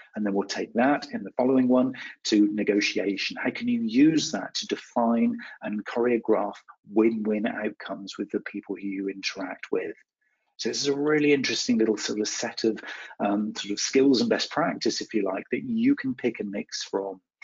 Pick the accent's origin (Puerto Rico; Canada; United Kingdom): United Kingdom; West Country, South West England; I'm from the West Country uh, here in the UK.